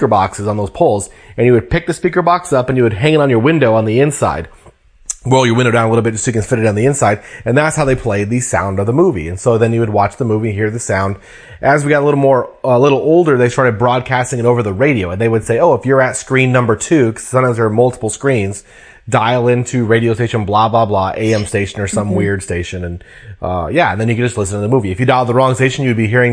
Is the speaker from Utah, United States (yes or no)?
no; Colorado, United States; now in Washington, United States; my hometown